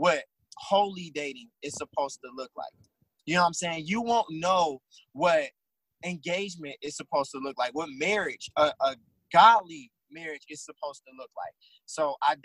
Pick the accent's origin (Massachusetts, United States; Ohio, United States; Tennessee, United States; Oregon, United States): Ohio, United States; Cleveland; we're both from Cleveland now